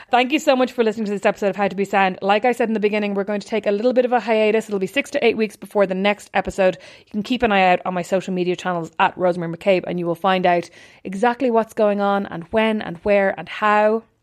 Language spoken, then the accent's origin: English; Ireland; I mean, I'm Irish, so I didn't go through the rain